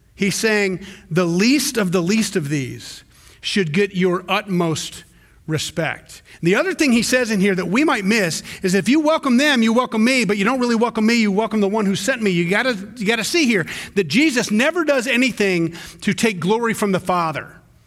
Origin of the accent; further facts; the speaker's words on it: the South, United States; me growing up in the South